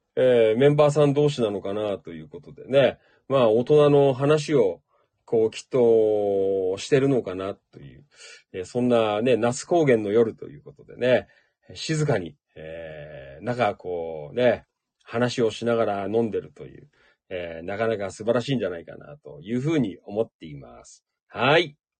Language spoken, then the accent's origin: Japanese; Noda, Chiba, Japan; moved away as an adult; now in Kashiwa, Japan; 野田で生まれ育った